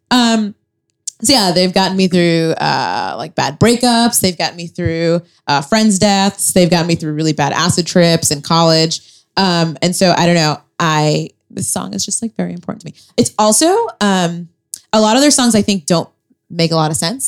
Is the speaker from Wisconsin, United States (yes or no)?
no; New Bedford, Massachusetts, United States; my hometown of New Bedford, Massachusetts